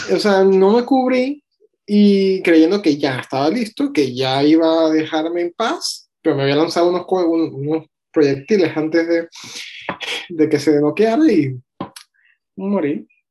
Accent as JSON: {"language": "Spanish", "country": "Venezuela", "tie": "born or raised there", "said": "nací en Venezuela"}